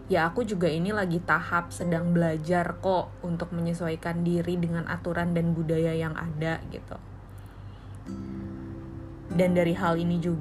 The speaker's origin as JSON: {"language": "Indonesian", "town": "Bandung", "region": "West Java", "country": "Indonesia", "tie": "born or raised there", "also_born_or_lived": "Semarang", "said": "sekitar 4 tahun aku selesai di Semarang rantau balik lagi ke Bandung nganggur"}